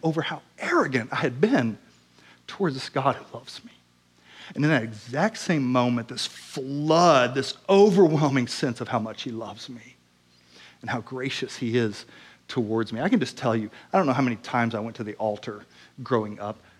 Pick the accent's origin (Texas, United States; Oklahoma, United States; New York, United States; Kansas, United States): Oklahoma, United States; I grew up in Oklahoma